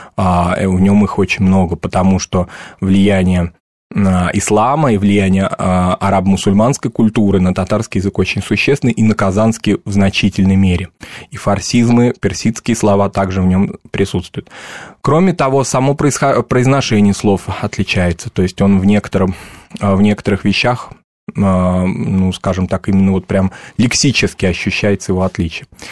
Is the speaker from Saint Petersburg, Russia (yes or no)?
no; Moscow, Russia; у нас дома в Москве, я вырос в Москве, а, если говорить так, субботнически в Мишарской семье